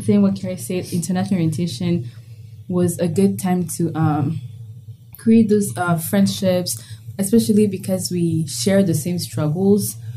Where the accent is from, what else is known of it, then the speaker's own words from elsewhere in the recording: Kigali, Rwanda; moved away as an adult; now in United States; I'm from Kigali, Rwanda